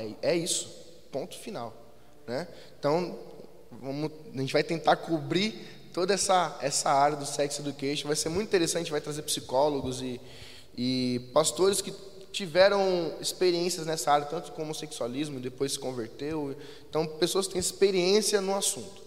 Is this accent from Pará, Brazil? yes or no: no; Jandira, São Paulo, Brazil; a cidade de Jandira, que é da onde nós viemos